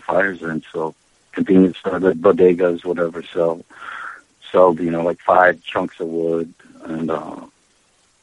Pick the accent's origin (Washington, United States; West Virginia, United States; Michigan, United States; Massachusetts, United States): West Virginia, United States; Charleston; now in New York City, United States; I was raised in West Virginia